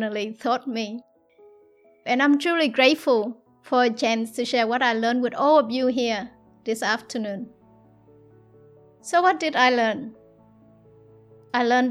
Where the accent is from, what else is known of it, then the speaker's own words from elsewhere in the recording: South Vietnam, Vietnam; moved away; I was born in South Vietnam, born into a war-torn country, into poverty with no education and no love.